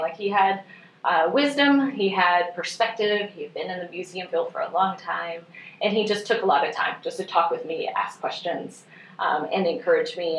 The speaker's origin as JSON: {"language": "English", "region": "northwest Missouri", "country": "United States", "tie": "born or raised there", "also_born_or_lived": "Springfield, Missouri", "moved": "as an adult", "lives_now": "Bentonville, United States", "said": "I'm originally from Missouri, so I grew up in the northwest corner of the state"}